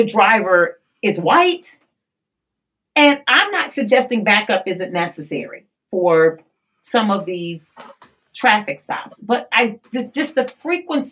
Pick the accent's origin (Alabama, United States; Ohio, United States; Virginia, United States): Ohio, United States; East Cleveland; I'm from East Cleveland, one of the poorest communities in all of Northeast Ohio.